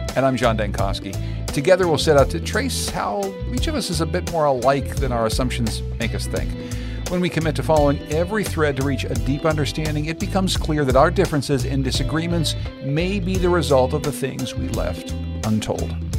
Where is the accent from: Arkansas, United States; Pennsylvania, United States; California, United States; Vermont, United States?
Pennsylvania, United States; Pittsburgh; I grew up in Pittsburgh, Pennsylvania